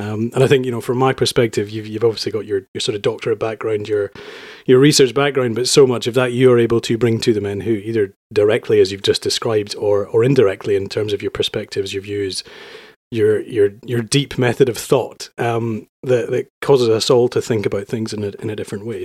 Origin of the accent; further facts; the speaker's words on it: Edinburgh, Scotland, United Kingdom; moved away as an adult; also born or lived in London; I'm from Edinburgh. I lived for London in ten years